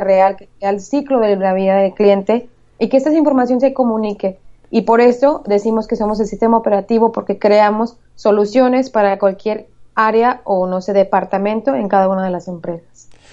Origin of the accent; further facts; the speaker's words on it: Michoacán, Mexico; moved away as an adult; now in United States; Yo soy originaria de Michoacán, México. Eh, bueno, me eduqué en México, toda mi carrera fue en México. Recientemente me vine a Estados Unidos